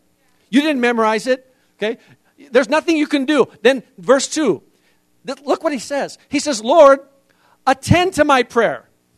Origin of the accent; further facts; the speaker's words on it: Indonesia; See, I was raised in Indonesia, and in Indonesia we have some amazing ways. Even as a foreigner, I had to learn that I had to get my immigration papers every year.